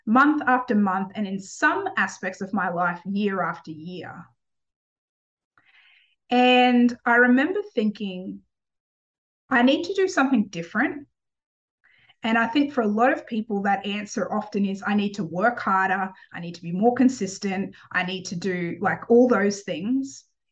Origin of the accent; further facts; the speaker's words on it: Cooran, Queensland, Australia; I grew up in Australia. I grew up in a little town called Corran, which had about 1,400 or so people in it when I was growing up. It was off the coast of the Sunshine Coast in Australia.